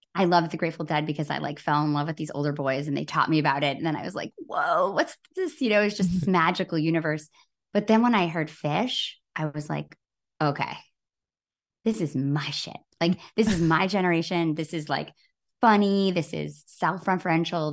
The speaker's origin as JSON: {"language": "English", "town": "Grand Rapids", "region": "Michigan", "country": "United States", "tie": "born or raised there", "said": "my hometown in Grand Rapids, Michigan"}